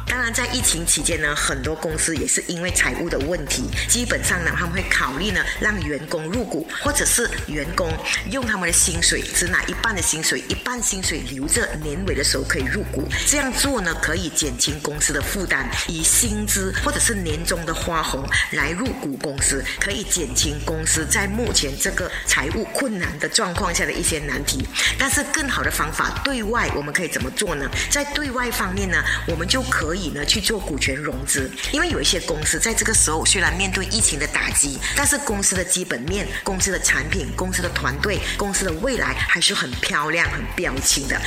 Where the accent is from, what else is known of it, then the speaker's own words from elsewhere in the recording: Malaysia; 我们马来西亚人做生意呢，就比较讲